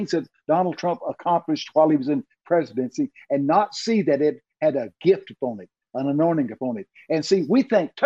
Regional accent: Texas, United States; accent: Texican; I'm from Texas

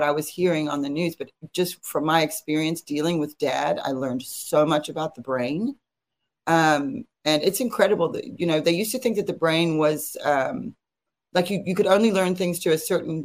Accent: South Africa; moved away; I'm from South Africa, which is not far from Zimbabwe

